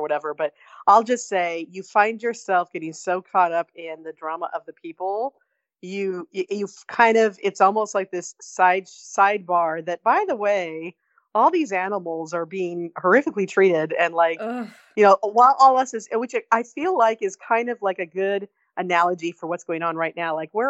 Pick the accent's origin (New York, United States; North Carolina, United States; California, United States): California, United States; Barstow; A lot of meth going on in my hometown, I'll just say that.